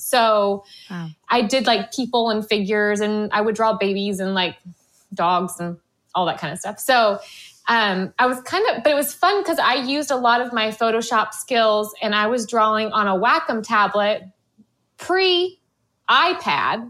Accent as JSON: {"language": "English", "region": "Florida", "country": "United States", "said": "I'm from Florida"}